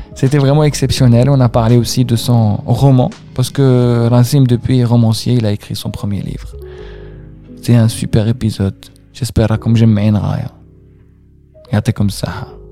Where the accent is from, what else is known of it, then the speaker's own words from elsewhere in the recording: Algeria; moved away as an adult; now in Paris, France; quand j'ai quitté l'Algérie en 2008